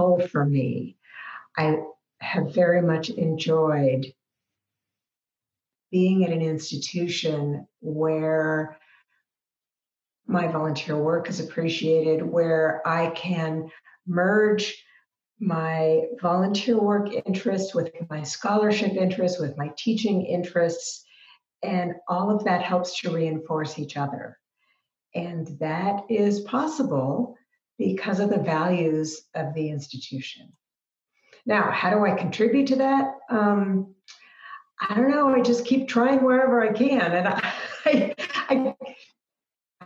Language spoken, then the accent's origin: English; Seattle, Washington, United States; also born or lived in Kansas; now in Spokane, United States; I was raised in Seattle.